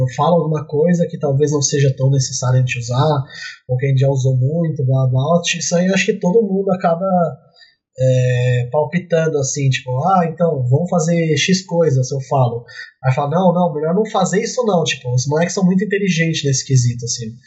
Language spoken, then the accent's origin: Portuguese; São Paulo, Brazil; moved away as an adult; now in Poland; Eu sou de São Paulo